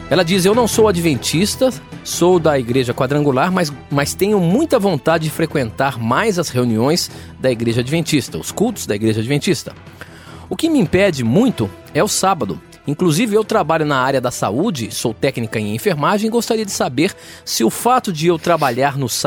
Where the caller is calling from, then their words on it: Almirante Tamandaré, Paraná, Brazil; sou de Almirante, Tamandaré, Paraná.